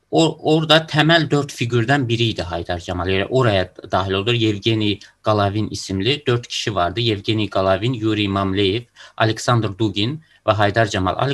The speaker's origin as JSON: {"language": "Turkish", "country": "Russia", "tie": "born there", "said": "Ben e, Rusya doğumluyum ama Azerbaycan vatandaşıyım."}